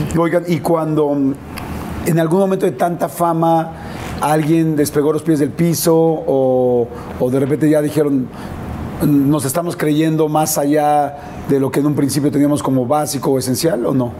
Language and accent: Spanish; Mexico; yo soy un, un, mexicano más